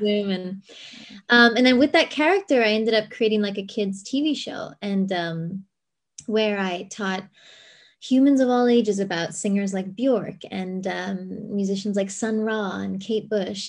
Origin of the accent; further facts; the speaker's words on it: Cayman Islands; also born or lived in La Jolla, California; now in San Diego, United States; I grew up in the Cayman Islands and my dad's Lebanese